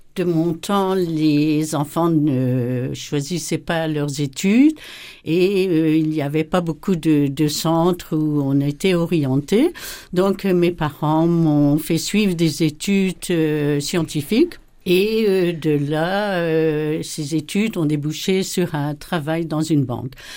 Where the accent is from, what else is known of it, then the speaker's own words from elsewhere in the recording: Belgium; moved away as an adult; also born or lived in Cameroon / Kivu, DR Congo; now in Kikwit, DR Congo; m'a fait abandonner un peu la Belgique. Donc, euh, voilà, comme Abraham, j'ai quitté mon pays